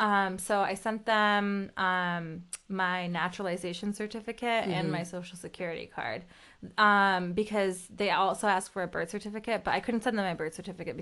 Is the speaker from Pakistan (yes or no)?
yes; Pakistan; born there; I'm not from a family of immigrants. I am an immigrant. Like I was born in Pakistan.